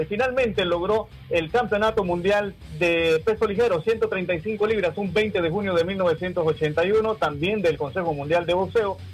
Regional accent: Nicaragua; como buen nicaragüense

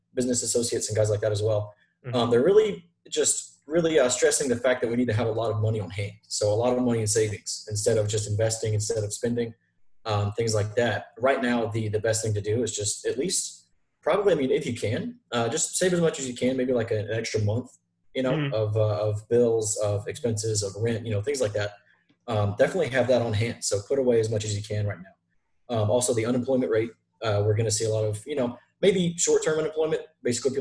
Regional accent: Macon, Georgia, United States; moved away as an adult; now in Atlanta, United States; I am from Macon, Georgia. Lived there until I was about, until about 3 years ago, actually. I moved up here to Atlanta.

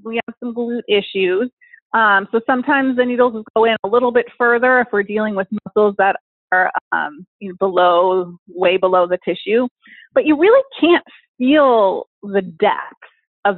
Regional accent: Minnesota, United States; now in Portland, United States; I grew up in Minnesota

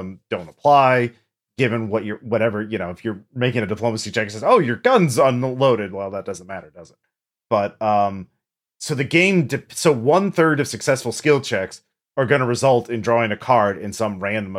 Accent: England, United Kingdom; I am an Englishman, in my defense.

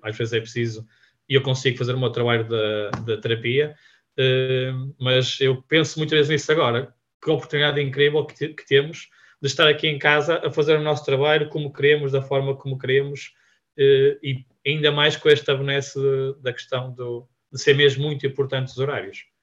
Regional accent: Vila Nova de Gaia, Norte, Portugal; nós somos da Gaia

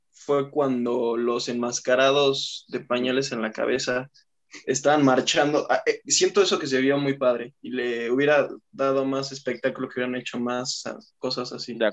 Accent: Mexico; nos representan a nosotros como mexicanos.

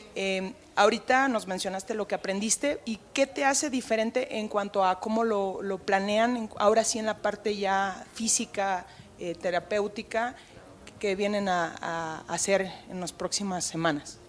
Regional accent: Mexico; como mexicanos

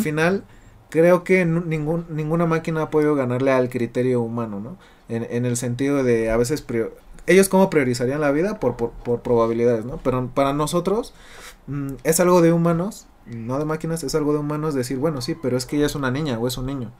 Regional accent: Mexico; nosotros como mexicanos

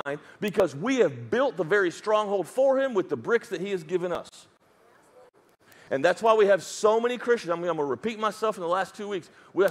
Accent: United States; accent: redneck; first language English; that's my mother tongue is redneckishness

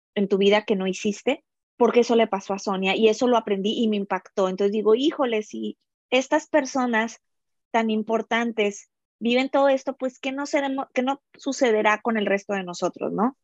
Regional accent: Mexico; now in United States; yo estoy ahorita dentro de la cultura americana, siendo mexicana

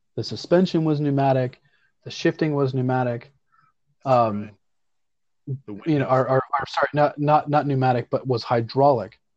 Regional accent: United States; we are very American

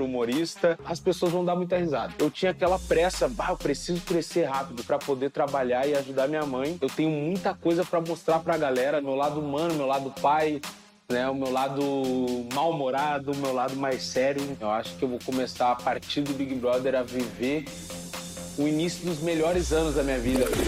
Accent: Porto Alegre, Rio Grande do Sul, Brazil; nascido e criado em Porto Alegre

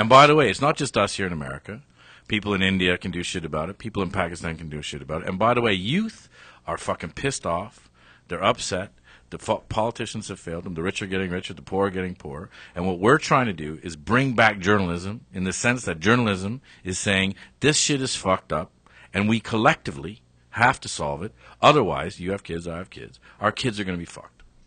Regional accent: Canada; I'm Canadian

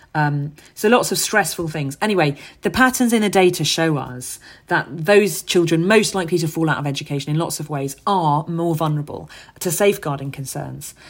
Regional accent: London, United Kingdom; where I grew up in Hackney.

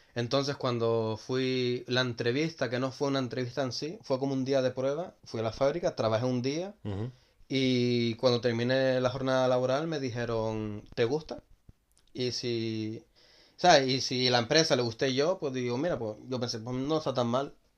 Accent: Gran Canaria, Canary Islands, Spain; moved away as an adult; now in Netherlands; soy de Gran Canaria

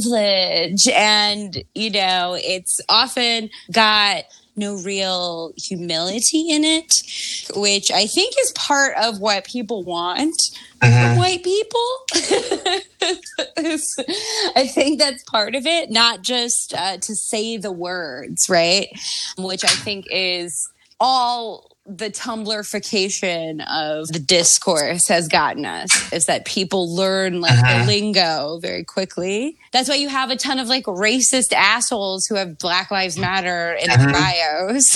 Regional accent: Baltimore, Maryland, United States; my hometown of Baltimore

